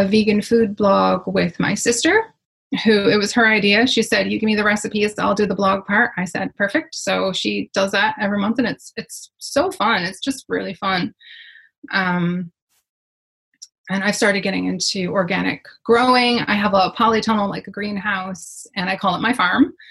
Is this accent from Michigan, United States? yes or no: yes; Michigan, United States; moved away as an adult; now in Ireland; I grew up in Michigan